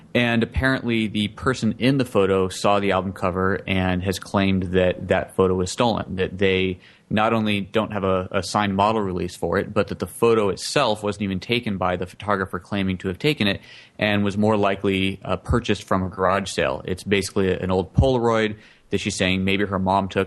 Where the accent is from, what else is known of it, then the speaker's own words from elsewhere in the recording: United States; just as an American